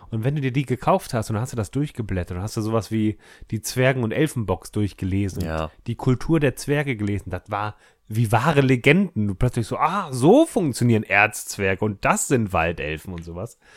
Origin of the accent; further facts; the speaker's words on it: Munich, Bavaria, Germany; ich komme ursprünglich aus München.